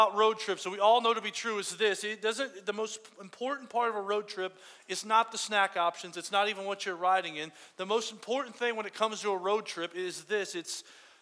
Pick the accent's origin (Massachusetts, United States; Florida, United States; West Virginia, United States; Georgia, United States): Florida, United States; Fort Myers; I grew up in Fort Myers, Florida, way down there in Fort Myers, like way down in the coast of Florida